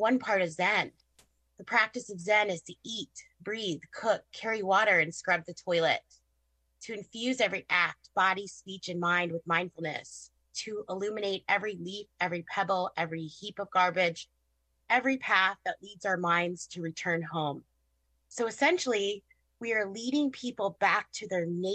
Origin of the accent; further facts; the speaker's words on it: Southwest Michigan, United States; now in Granger, United States; I grew up in Southwest Michigan, which is just, you know, right up the street from my clinic